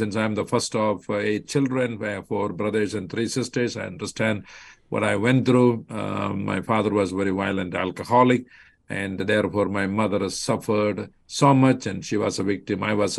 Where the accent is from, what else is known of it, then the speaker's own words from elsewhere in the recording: Kollam, Kerala, India; moved away as an adult; now in Chicago area, United States; I grew up in the state of Kerala, in the district or the county of Kollam, and a family of 8 children. I was born as the firstborn.